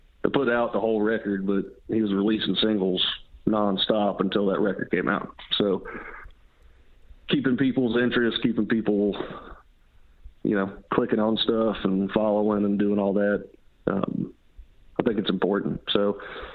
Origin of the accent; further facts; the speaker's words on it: western North Carolina, United States; moved away as an adult; now in Nashville, United States; I grew up in North Carolina, up in the western part, up in the mountains